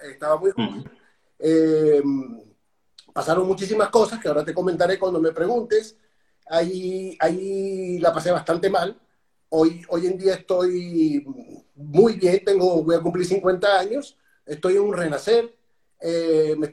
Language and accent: Spanish; Venezuela; soy venezolano. Eh, tuve un accidente muy joven a los 21 años, un accidente de, coche en Venezuela, en mi país.